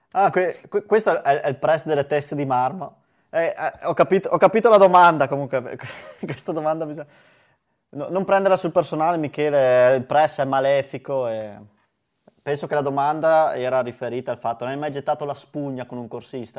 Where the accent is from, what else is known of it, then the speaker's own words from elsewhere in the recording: Verona, Veneto, Italy; da veronesi